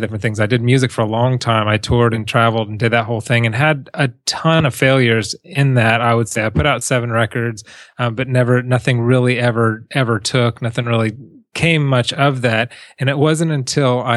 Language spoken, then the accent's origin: English; Huntington Beach, California, United States; also born or lived in South America; I grew up in Huntington Beach